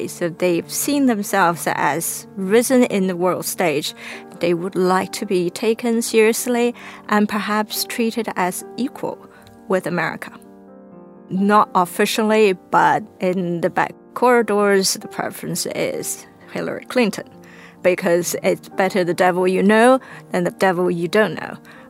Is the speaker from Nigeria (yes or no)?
no; Beijing, China; now in London, United Kingdom; I'm an author based in London. I was born in China, in Beijing.